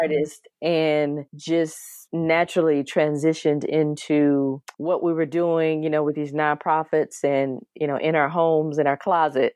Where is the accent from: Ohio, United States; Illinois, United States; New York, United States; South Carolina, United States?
South Carolina, United States; an elementary school in my hometown of South Carolina